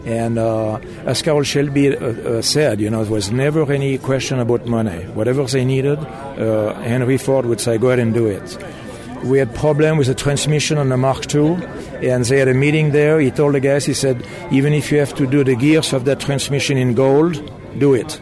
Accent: Switzerland; moved away as an adult; now in United States; I was born in Switzerland, and uh, after an apprenticeship at uh, Bolex

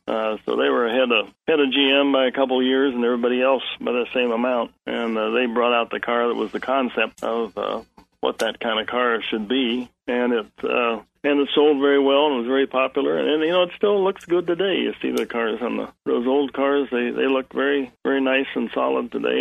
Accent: Indiana, United States; moved away; being from the Midwest, I was like I was from Indiana, like Jerry was

